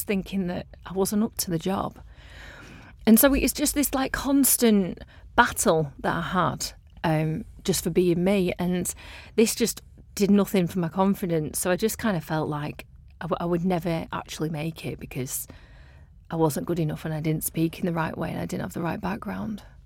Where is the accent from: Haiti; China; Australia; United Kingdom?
United Kingdom; Blackburn, North West England; I'm from Blackburn, which, you know, I had a lovely upbringing.